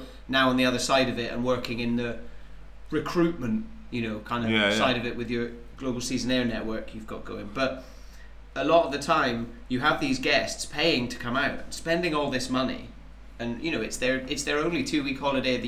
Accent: Highlands of Scotland, United Kingdom; moved away as an adult; growing up in the Highlands of Scotland

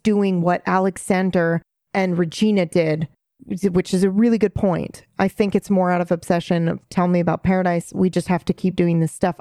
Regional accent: Japan; moved away; when I was there, growing up there

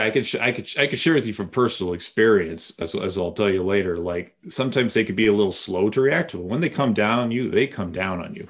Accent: Bedford, Massachusetts, United States; I grew up in Massachusetts

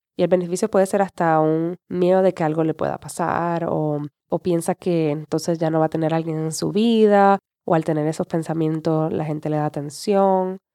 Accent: Puerto Rico; also born or lived in San Juan, Puerto Rico; yo vivía en la capital de Puerto Rico, eso era como a 45 minutos de mi pueblo

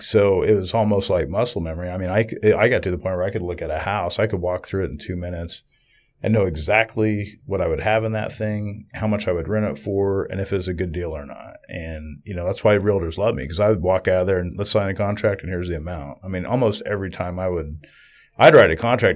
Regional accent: Southeast Kansas, United States; I'm from Southeast Kansas

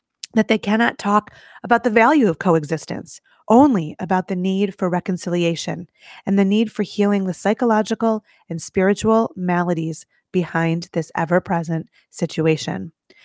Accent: United States; As an American Jew

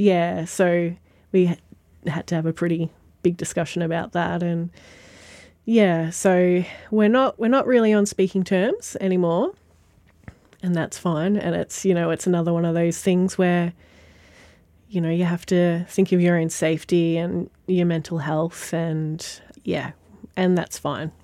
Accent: Sale, Victoria, Australia; now in Maffra, Australia; Born in Sale, grew up in Sale, lived here my whole life until about 12 months ago

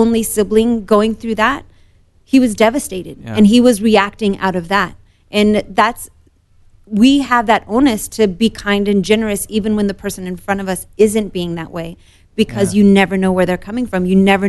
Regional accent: Morocco; born there; So I was born in Morocco. Almost all of my Moroccan family is either in Morocco or Europe. My father's side of the family is mainly in West Virginia.

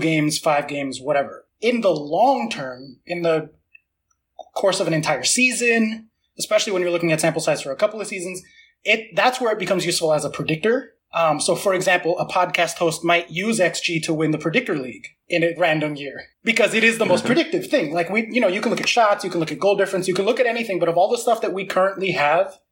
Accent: United States; I am American

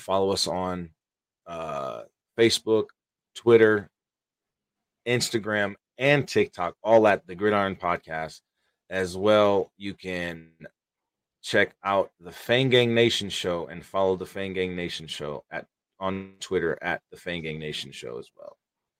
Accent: Paterson, New Jersey, United States; But I'm actually from New Jersey. I'm actually from Patterson, New Jersey.

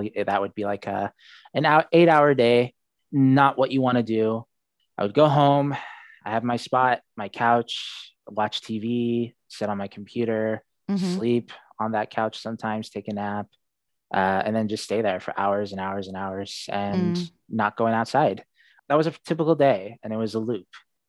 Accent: Seattle, Washington, United States; born there; Yeah, I was born in Seattle. My mom's American. She was born and raised in Spokane. And my father was born in Saudi Arabia.

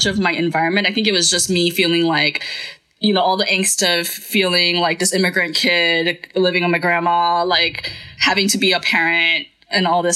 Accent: Santa Cruz de la Sierra, Santa Cruz, Bolivia; now in United States; I grew up in the Full Assembly in Santa Cruz

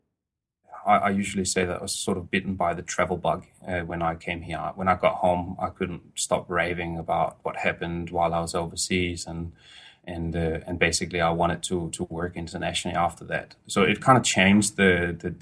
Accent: Elsinore, Capital Region of Denmark, Denmark; I was born in Denmark, and I grew up the majority part of my early days, teenage years in Denmark, in a little town called Elsinore

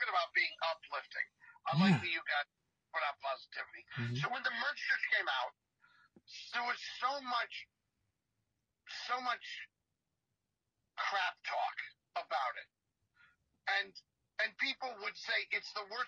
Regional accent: Lehigh Valley, Pennsylvania, United States; I'm from the Lehigh Valley

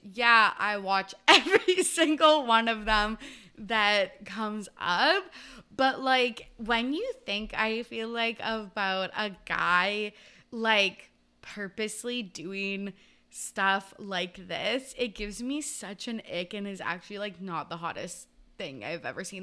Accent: Canada; I'm Canadian.

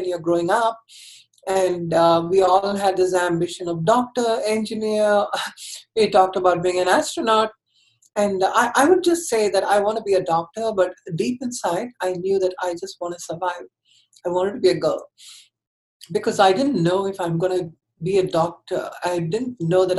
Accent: Chennai, Tamil Nadu, India; I grew up in Chennai, which is the southern part of India.

